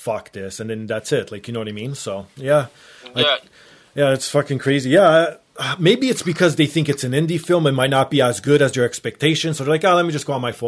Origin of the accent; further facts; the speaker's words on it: Canada; being Canadian, it's legal up here now